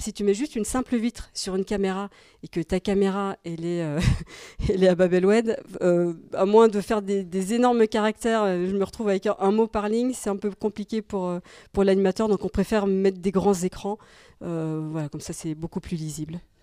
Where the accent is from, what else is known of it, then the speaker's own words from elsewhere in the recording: Belgium; moved away; je suis belge en fait euh, à la base